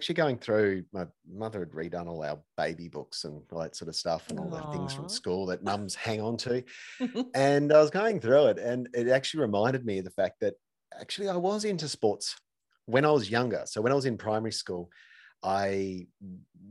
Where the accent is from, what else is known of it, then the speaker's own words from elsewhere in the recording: Dodges Ferry, Tasmania, Australia; moved away as an adult; also born or lived in North Sydney; I grew up down in southern Tasmania at a place called Dodgers Ferry, which is about 40 minutes out of Hobart, down in the southeast of Tassie.